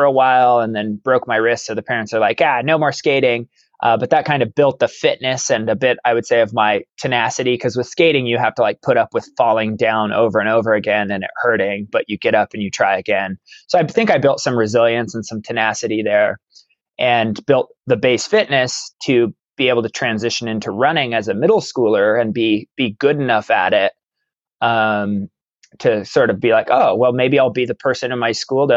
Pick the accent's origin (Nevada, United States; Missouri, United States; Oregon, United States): Oregon, United States; Baker City; now in Klamath Falls, United States; I was actually born and raised in Baker City, Oregon, which is up in northeastern Oregon